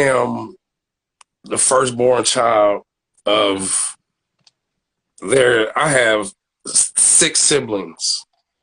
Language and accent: English; Aurora, Illinois, United States; Oh, man, I'm from Aurora. Where's Aurora? Then you get to Chicago. You know what I'm saying? I'll give you the proximity of Chicago is 45 minutes west of, you know, Chicago, but never, ever, ever claimed another city but my own, bro.